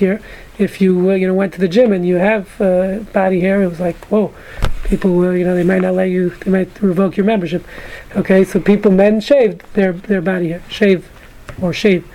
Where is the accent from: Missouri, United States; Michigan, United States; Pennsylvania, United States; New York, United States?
New York, United States; New York City; moved away; I grew up in Brooklyn